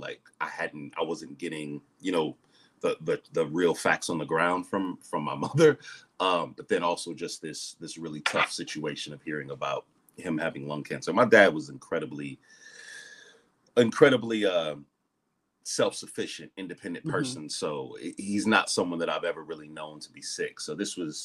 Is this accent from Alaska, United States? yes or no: no; Ohio, United States; now in Atlanta, United States; I'm originally from Ohio